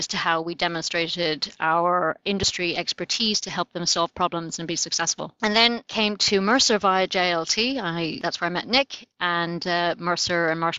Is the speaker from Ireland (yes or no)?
yes; Ireland; moved away; as an Irish person